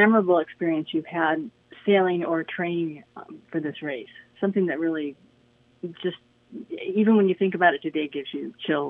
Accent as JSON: {"language": "English", "country": "United States", "said": "as an American"}